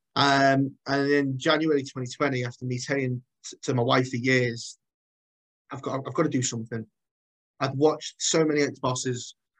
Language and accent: English; Chester, North West England, United Kingdom; I'm from, I'm born and bred in Chester.